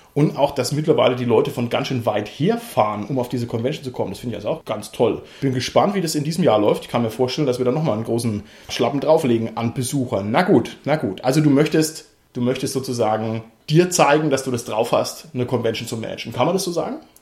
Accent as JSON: {"language": "German", "region": "Southern Germany", "country": "Germany", "said": "Wir sind eigentlich aus Süddeutschland"}